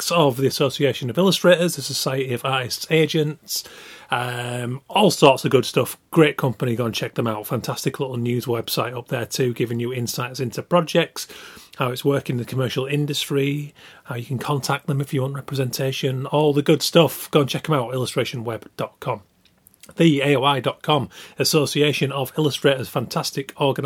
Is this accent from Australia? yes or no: no; Yorkshire and the Humber, United Kingdom; I am from Yorkshire